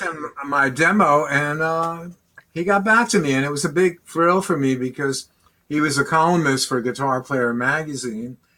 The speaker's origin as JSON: {"language": "English", "area": "Long Island", "region": "New York", "country": "United States", "tie": "born or raised there", "said": "That was Basically, New York, right? Yeah, Long Island, New York"}